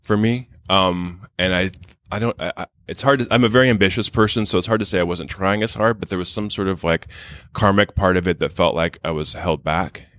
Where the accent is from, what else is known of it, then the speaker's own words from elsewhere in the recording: Wichita, Kansas, United States; moved away; I'm from Wichita, Kansas